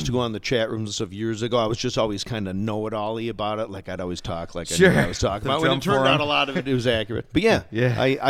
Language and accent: English; Oak Park, Illinois, United States; Well, I grew up in Oak Park, Illinois.